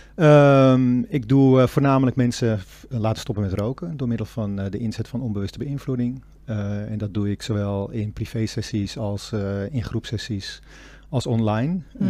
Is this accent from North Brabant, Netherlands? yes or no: no; Castricum, North Holland, Netherlands; moved away as an adult; now in Amsterdam, Netherlands; ik kom uit Castricum. Dus dat is maar een half uurtje van eh, Alkmaar af. Vroeger, toen ik klein was, eh, gingen wij ook elke zaterdag even naar Alkmaar toe